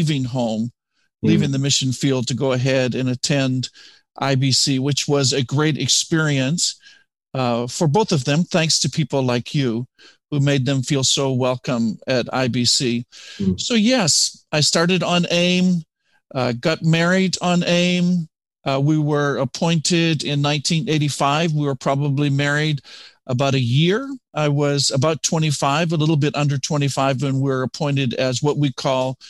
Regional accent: Canada; moved away as an adult; also born or lived in Nigeria / Ghana; now in United States; I come from Canada

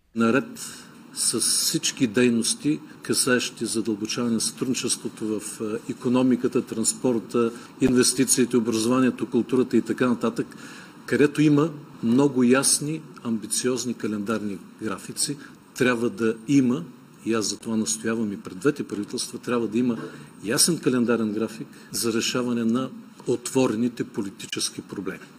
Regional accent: North Macedonia; в нашата държава, Република Северна Македония

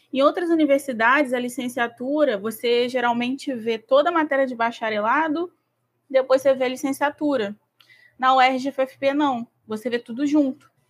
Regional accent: São Gonçalo, Rio de Janeiro, Brazil; eu sou de São Gonçalo, Como... eu tenho é, 27 anos.

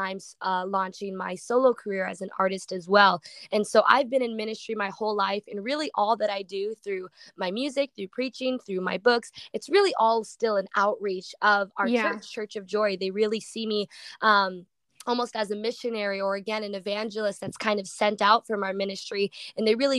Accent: Waukegan, Illinois, United States; I'm from Illinois, Waukegan, Illinois

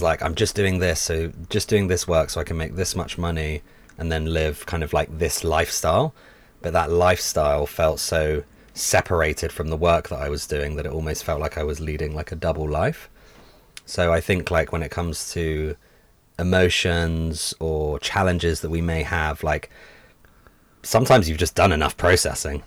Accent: London, United Kingdom; growing up in London, where I did, super multicultural

